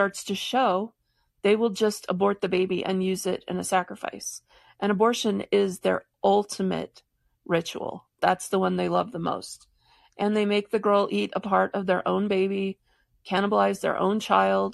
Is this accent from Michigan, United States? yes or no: yes; Michigan, United States; I grew up in Michigan